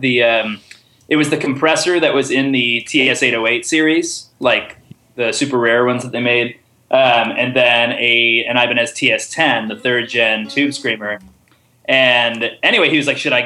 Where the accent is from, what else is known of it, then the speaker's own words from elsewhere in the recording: Indianapolis, Indiana, United States; now in Nashville, United States; growing up in Indianapolis